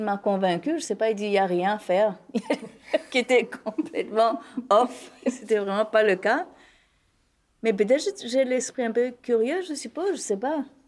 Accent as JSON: {"language": "French", "country": "Mauritius", "said": "moi en tant que Mauricienne, en tant qu'hindou, en tant qu'indo-mauricien"}